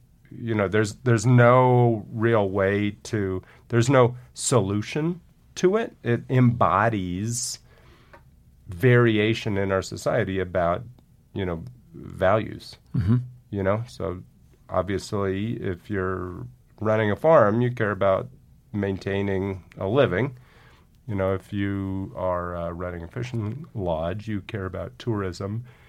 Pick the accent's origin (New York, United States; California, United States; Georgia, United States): California, United States; born or raised there